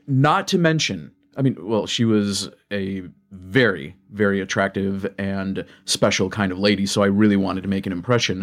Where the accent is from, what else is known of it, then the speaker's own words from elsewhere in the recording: Michigan, United States; I love Michigan and I love, uh, being from here.